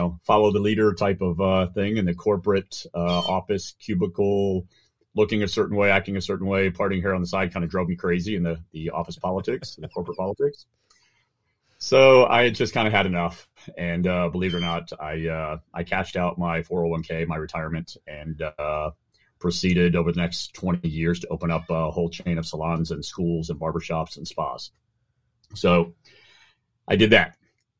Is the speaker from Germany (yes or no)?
yes; Germany; moved away as an adult; also born or lived in Oban, Scotland; now in United States; I was born in Oban, Scotland. My father was NATO, British military. I moved to Germany, spent all of my time from the age of 2 till 18 in Germany. And then I moved to the U.S. to go to university.